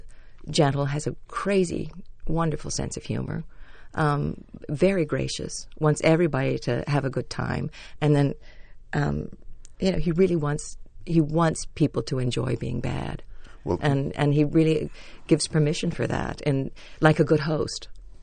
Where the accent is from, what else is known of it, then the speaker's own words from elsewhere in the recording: Fort Worth, Texas, United States; I grew up in Fort Worth, and the Texas gentlemen really do want to be gentlemanly.